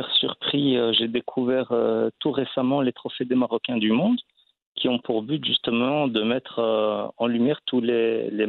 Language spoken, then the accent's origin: French; Belgium; je suis marocain, je suis né en Belgique